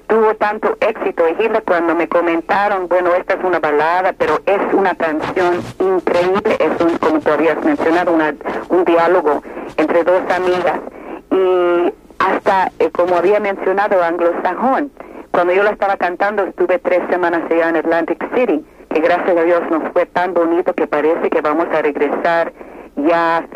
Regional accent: Cuba; now in Miami, United States; Eh, Vicky, yo soy cubana y aquí los cubanos en Miami te queremos mucho.

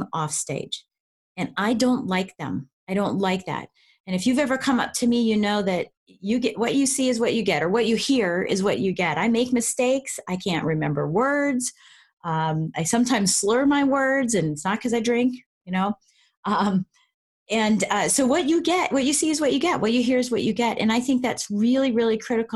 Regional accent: Colorado, United States; now in Washington, D.C., United States; I'm originally from Colorado

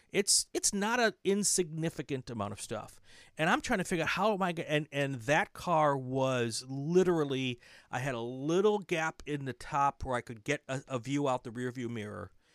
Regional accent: Wisconsin, United States; moved away; I grew up in Wisconsin

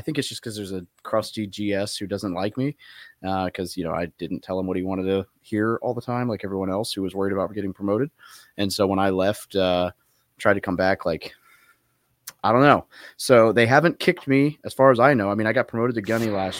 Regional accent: Little Rock, Arkansas, United States; moved away as an adult; also born or lived in California; I was born in Cali, but I grew up in Little Rock, Arkansas

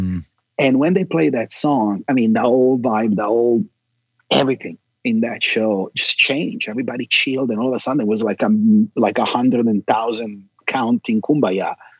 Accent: Milan, Lombardy, Italy; moved away; I was born and raised in Milan, Italy

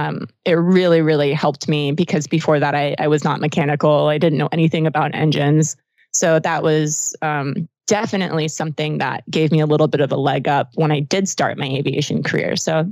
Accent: Georgia, United States; moved away; but I'm from Georgia originally.

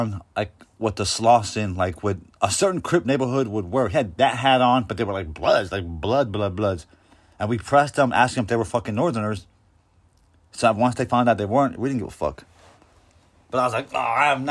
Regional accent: Coachella, California, United States; I'm from Coachella

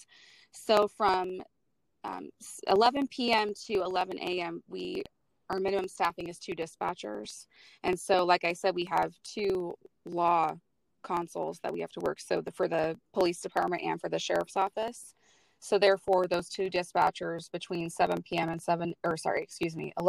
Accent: Western Washington, United States; I was born and raised in Western Washington, and so I've just always lived here

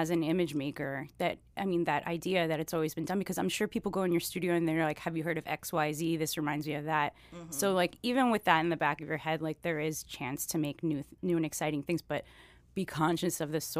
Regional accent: Miami, Florida, United States; moved away as an adult; But I am originally from Miami. My father's Cuban, my mom's American. Born, raised, and then left out of high school, and then now I'm here and practicing artist over in Little Haiti and Deering.

